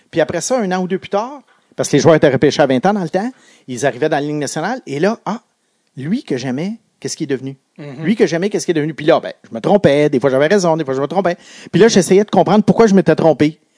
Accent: Quebec, Canada; les Alouettes jouaient pas loin de chez moi à l'Autostade qui a été démoli aujourd'hui et qui est tout près du pont Victoria à la, sortie de l'autoroute Bonaventure

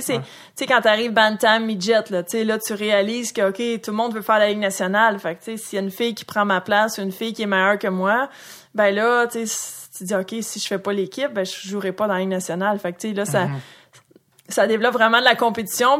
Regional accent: Saint-Jean-sur-Richelieu / Châteauguay, Quebec, Canada; j'ai grandi à Saint-Jean ou à Châteauguay

